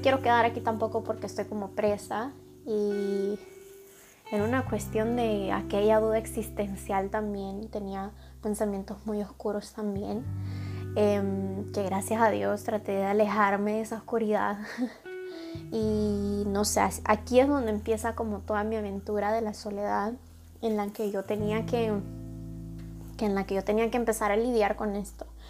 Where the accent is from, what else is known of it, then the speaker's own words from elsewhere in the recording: El Salvador; moved away as an adult; mi abuelo falleció en mi país, en El Salvador